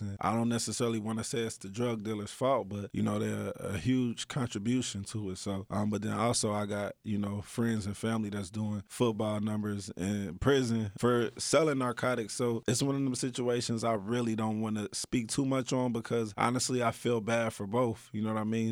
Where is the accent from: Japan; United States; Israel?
United States; Dayton, Ohio; growing up in Dayton, Ohio, you get exposed to a lot of negativity really fast.